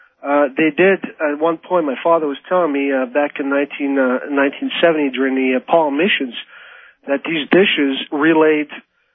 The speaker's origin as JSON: {"language": "English", "country": "Morocco", "tie": "born or raised there", "said": "I grew up in Morocco. I don't know if you ever heard of in Morocco, North Africa, and I spent 16 years over there with my parents."}